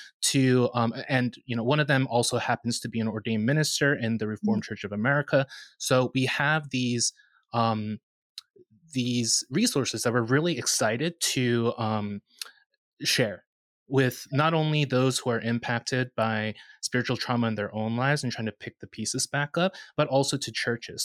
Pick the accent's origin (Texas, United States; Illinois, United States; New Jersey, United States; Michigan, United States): New Jersey, United States; Northern; I grew up in the United Methodist Church, Korean United Methodist Church in Northern New Jersey